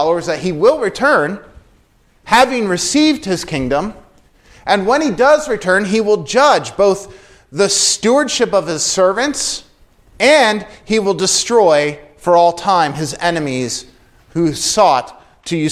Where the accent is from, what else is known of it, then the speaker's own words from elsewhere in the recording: Lancaster, Pennsylvania, United States; I grew up in Lancaster, Pennsylvania